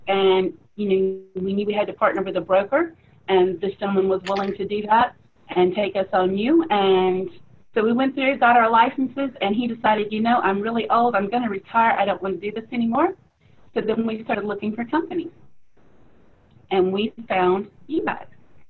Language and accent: English; Mississippi, United States; You know, growing up in Mississippi, you get that southern hospitality, so we extended it out west.